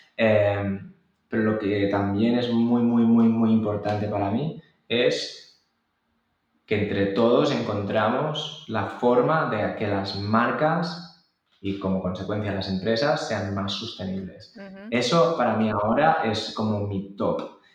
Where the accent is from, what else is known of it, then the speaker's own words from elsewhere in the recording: Barcelona, Catalonia, Spain; yo soy de Barcelona